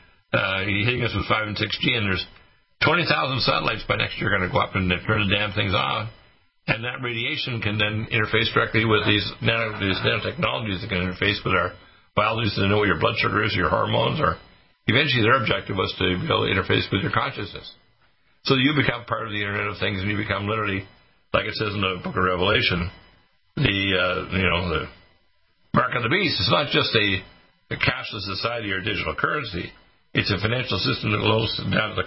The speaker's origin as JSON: {"language": "English", "town": "Detroit", "region": "Michigan", "country": "United States", "tie": "born or raised there", "said": "I was born in Detroit"}